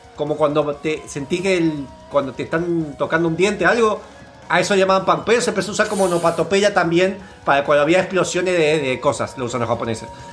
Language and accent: Spanish; Argentina